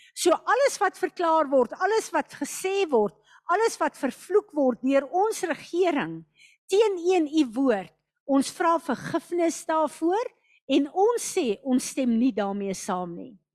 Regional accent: South Africa; ons is ook Suid-Afrikaners

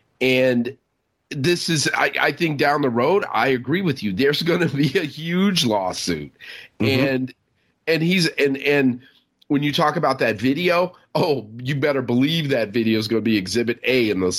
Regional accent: New York, United States; You know, I'm a New Yorker, so I'm going to ask my Manhattan-based lawyer friend, get his advice.

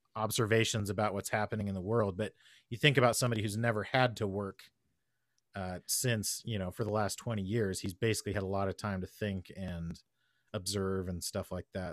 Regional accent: United States; As an American

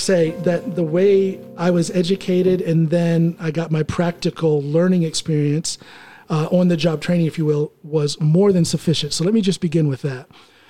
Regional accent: Ohio, United States; moved away as an adult; also born or lived in Chicago suburbs, Illinois; now in Norway; I'm born and raised in Ohio. I'm a country boy.

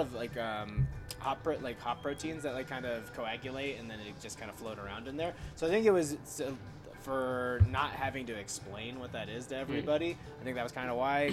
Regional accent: United States; now in Colorado, United States; I grew up near the Vermont border

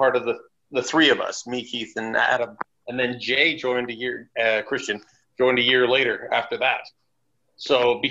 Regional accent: Toronto, Ontario, Canada; moved away as an adult; now in Germany; I'm originally from Toronto.

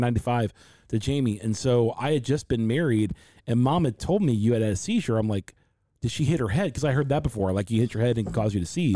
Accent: Loveland, Ohio, United States; also born or lived in Forest Park, Ohio; we come from the Midwest, come to Cincinnati, Ohio, a little suburb outside Cincinnati called Loveland.

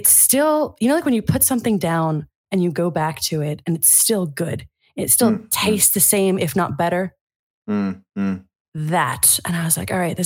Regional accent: United States; moved away as an adult; also born or lived in Italy; now in Germany; as an American

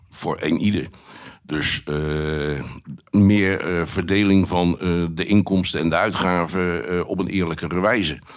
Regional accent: Rotterdam, South Holland, Netherlands; ik, ik, ben een Rotterdammer, recht door zee.

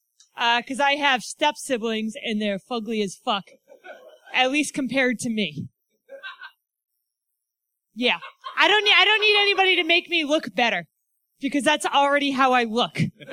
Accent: Springfield, Massachusetts, United States; I'm from Western Massachusetts, and I'm dragging these ugly-ass bitches from Revere. And they're going to make my bride look good. Because I'm from Springfield and I have a complex.

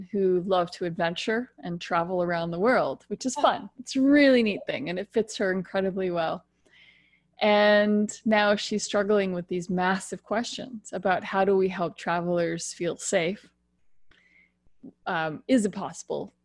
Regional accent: United States; now in Ontario, Canada; I'm American, but live in Canada, in particular the province of Ontario.

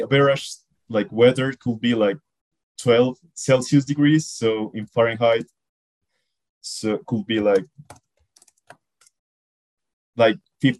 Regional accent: Bogota, Bogotá Capital District, Colombia; first language Spanish; English is a second language; I am from Bogota, Colombia. I am 23 years old. Well, I was born and raised here in Bogota, but like most of my family comes from like the northern part of the country

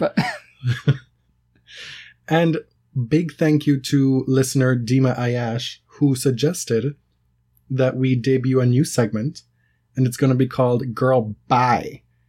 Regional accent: United Kingdom; born there; you know, I'm a British subject by birth.

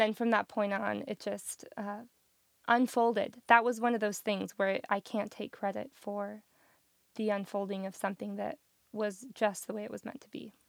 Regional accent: Colorado Springs, Colorado, United States; moved away as an adult; also born or lived in Denver; now in Nashville, United States; I grew up in Colorado Springs

